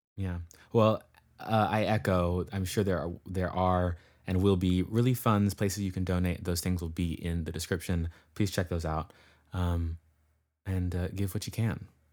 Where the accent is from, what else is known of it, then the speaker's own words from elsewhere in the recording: California, United States; am from California, um, and currently am in California, um, in the northern part in the Bay Area